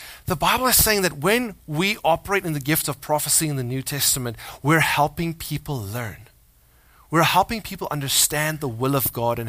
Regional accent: South Africa; moved away as an adult; We were born there. We're like 16 generations in South Africa in my family line, or something like that. I'm South African

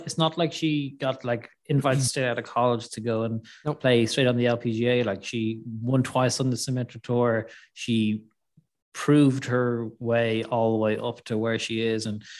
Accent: Ireland; Or is that just a little bit of, you're Irish, I'm Irish?

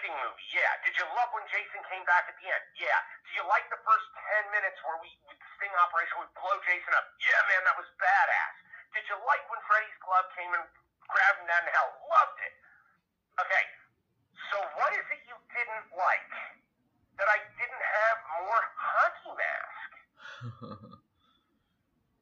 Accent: New York, United States; I'm born and raised in New York. I go, guys, I'm sorry. I'm a New Yorker.

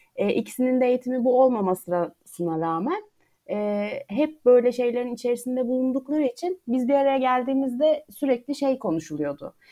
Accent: Eskişehir, Turkey; moved away as an adult; now in Ankara, Turkey; ben de 93 Eskişehir doğumluyum. Ben de Eskişehir'den aslında e, konservatuar öğrenimim boyunca hiç ayrılmadım.

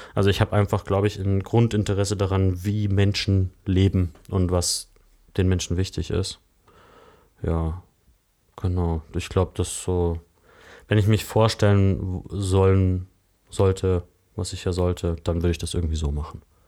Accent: Lake Constance, Baden-Württemberg, Germany; moved away as an adult; also born or lived in near Cologne; now in Berlin, Germany; Ich bin am Bodensee aufgewachsen

